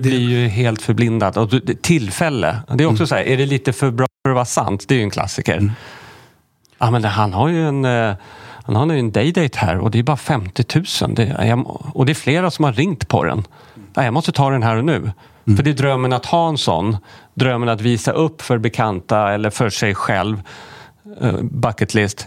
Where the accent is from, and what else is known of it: Sweden